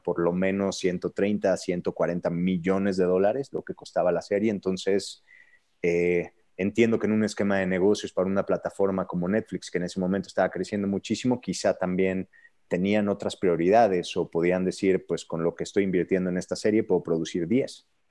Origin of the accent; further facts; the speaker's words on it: Querétaro, Mexico; first language Spanish; yo vengo de Querétaro